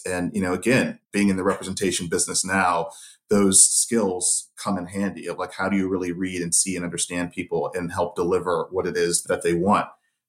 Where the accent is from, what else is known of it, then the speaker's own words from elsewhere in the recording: San Jose, California, United States; But I grew up in San Jose, California, in the Bay Area, in the heart of the Silicon Valley. And, you know, I was a 90s kid.